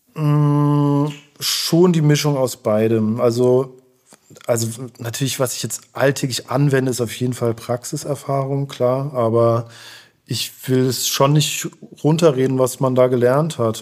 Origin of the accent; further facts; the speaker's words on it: Heidelberg, Baden-Württemberg, Germany; now in Berlin, Germany; ich komme aus Heidelberg